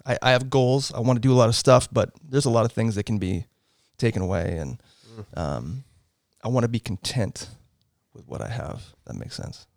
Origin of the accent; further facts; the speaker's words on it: Portland, Oregon, United States; moved away; I grew up in Southeast Portland. Um, lived there, uh, until I was nineteen